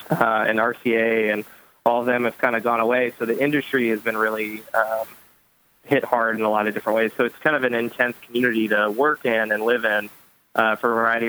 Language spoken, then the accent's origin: English; Louisville, Kentucky, United States; moved away as an adult; also born or lived in Kansas City, Missouri; now in Bloomington, United States; I was born and bred in Louisville, Kentucky, and then I did about 10 years in Kansas City, Missouri.